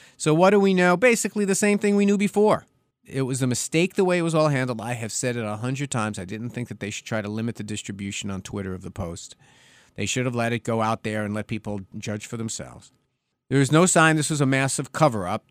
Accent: New York, United States; my home state of New York

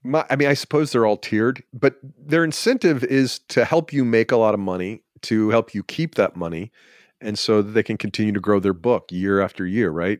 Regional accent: Georgia, United States; I'm from Georgia

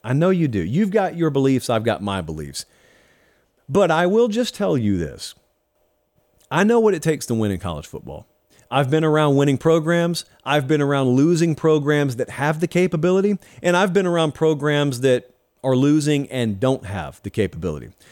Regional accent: United States; I only ever went to chain steakhouses because I grew up in Harris County.

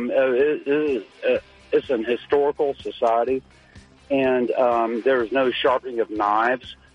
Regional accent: the South, United States; now in Houston, United States; I don't excuse myself for being a Southerner

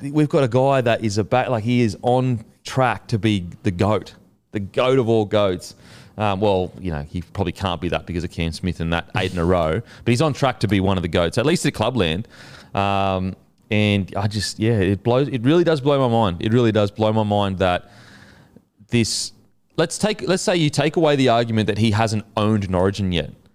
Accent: Queensland, Australia; as a Queenslander

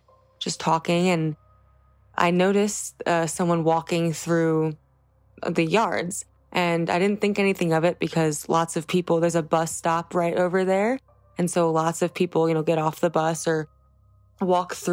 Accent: New Jersey, United States; I was born and raised in New Jersey

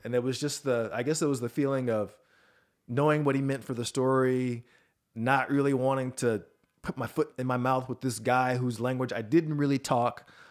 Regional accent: Atlanta, Georgia, United States; Atlanta, Georgia, which is my hometown.

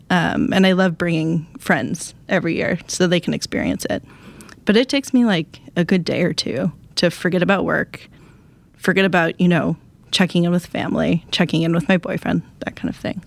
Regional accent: Wisconsin, United States; I'm from Wisconsin.

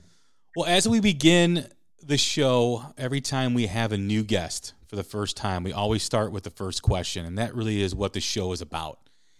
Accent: Chicago, Illinois, United States; from Chicago, Illinois, my hometown.

